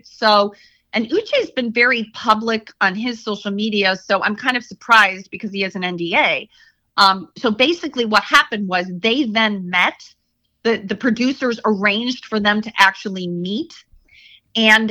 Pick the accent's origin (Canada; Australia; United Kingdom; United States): United States; Chicago, Illinois; moved away; I'm originally from Chicago